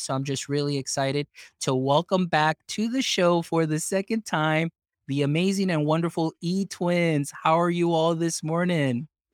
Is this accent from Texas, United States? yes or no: yes; deep South Texas, United States; first language Spanish; English is a second language; growing up here in Texas, and I'm deep South Texas. I'm along the side of the border from Mexico, so Spanish was my very first language